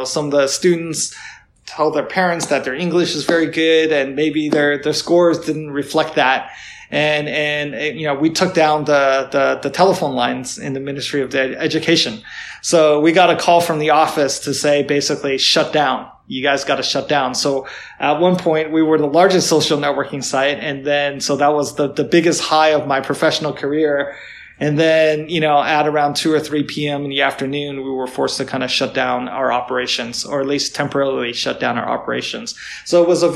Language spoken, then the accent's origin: English; United States; moved away as an adult; now in China; I am American, but of Chinese descent